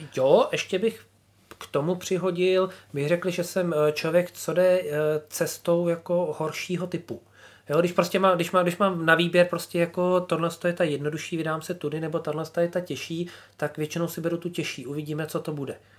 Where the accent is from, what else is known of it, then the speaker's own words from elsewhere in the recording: Czechia; moved away as an adult; now in Finland; cítím, jako, že jsem Čechem, že jsem hrdý na to a říkám, hele, jsem z Čech prostě a, a my v Čechách tohle děláme